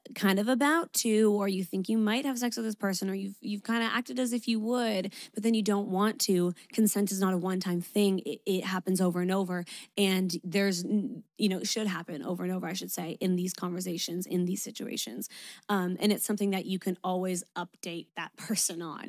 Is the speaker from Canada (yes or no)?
yes; Canada; moved away as an adult; now in Sydney, Australia; I'm Canadian